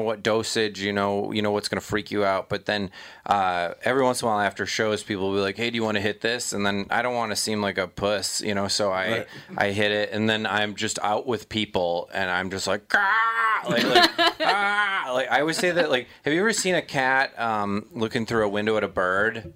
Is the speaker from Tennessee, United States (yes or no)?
no; Minnesota, United States; I'm so Minnesotan.